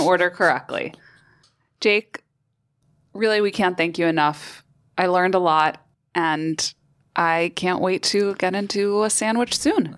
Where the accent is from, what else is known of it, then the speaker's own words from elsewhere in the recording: New York City, New York, United States; As a New Yorker, I, I miss going to restaurants